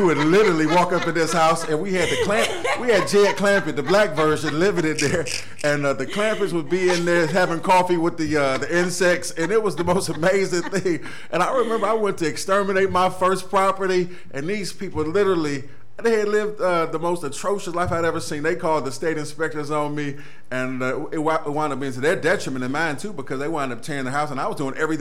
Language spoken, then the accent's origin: English; Cleveland, Ohio, United States; I'm a Cleveland native, of course. I was born in the St. Clair area. East Cleveland is really where I was raised long term